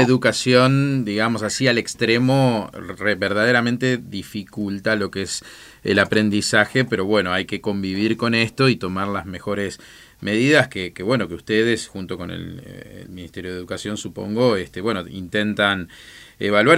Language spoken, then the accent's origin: Spanish; Oberá, Misiones, Argentina; also born or lived in Buenos Aires; yo soy de Oberá, estoy acá en Oberá